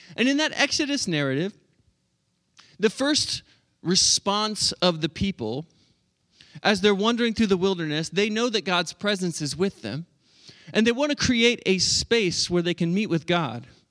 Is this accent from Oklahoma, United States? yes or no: yes; Oklahoma, United States; moved away as an adult; also born or lived in Pennsylvania; I'm from Oklahoma